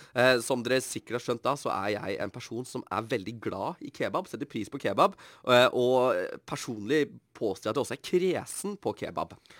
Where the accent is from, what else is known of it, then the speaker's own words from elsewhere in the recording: Bærum, Akershus, Norway; moved away as an adult; now in Bergen, Norway; Jeg kommer jo fra Bærum.